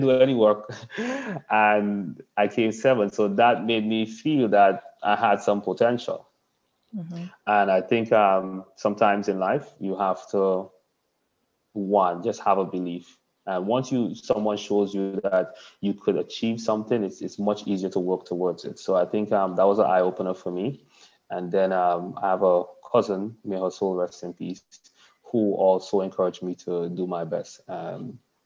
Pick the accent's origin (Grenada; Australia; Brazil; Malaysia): Grenada; also born or lived in The Stones, Grenada; So a large part of my upbringing was country, Windsor Forest, Toko Bay side of things.